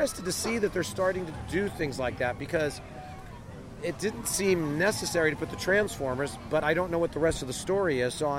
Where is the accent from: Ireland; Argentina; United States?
United States; California; as a Californian